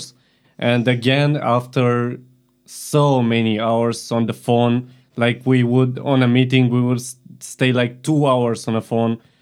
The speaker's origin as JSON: {"language": "English", "town": "Constanța", "region": "Constanța County", "country": "Romania", "said": "I am from Constanza."}